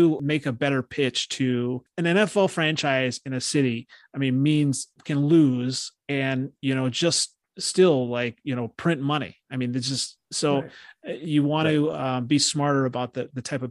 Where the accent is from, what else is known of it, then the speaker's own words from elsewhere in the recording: Iowa, United States; I'm from Iowa